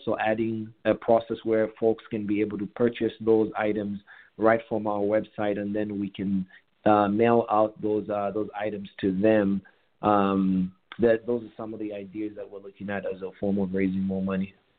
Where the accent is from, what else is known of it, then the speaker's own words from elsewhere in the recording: Kitwe, Copperbelt Province, Zambia; moved away as an adult; also born or lived in Kabwe, Zambia / Sydney, Australia; now in Dallas, United States; I grew up in Kitwe, uh, and I went to a boarding school uh, in Kabwe